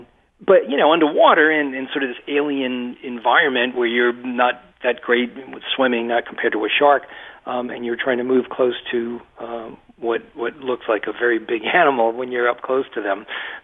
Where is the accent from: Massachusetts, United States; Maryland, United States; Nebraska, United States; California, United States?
Massachusetts, United States; I spent my entire life in Massachusetts in a little textile mill town about 35 miles west of Boston